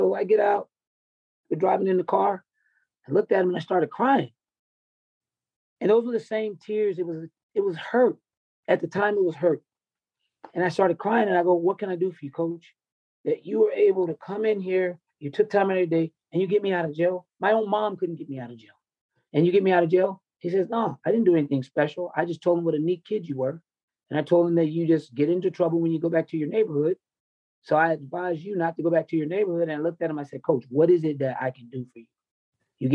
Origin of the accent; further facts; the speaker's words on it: the South, United States; because I grew up in the South, mm-hmm. and I know it when I see it.